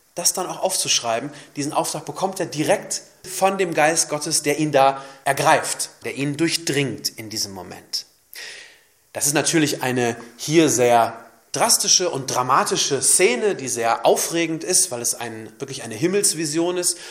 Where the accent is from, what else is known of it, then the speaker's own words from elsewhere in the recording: Germany; bei uns in Deutschland